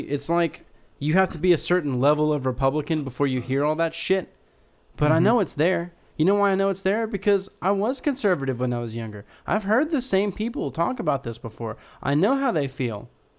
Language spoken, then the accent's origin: English; United States; as an American